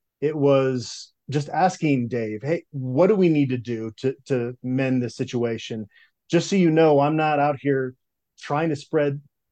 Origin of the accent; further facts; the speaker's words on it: Phoenix, Arizona, United States; also born or lived in Minneapolis, Minnesota; So I was born in Minneapolis. We moved to the Phoenix area when I was going into sixth grade. So I kind of have Midwestern roots. That's where a lot of my family's from, but spent a lot of my childhood in the Arizona area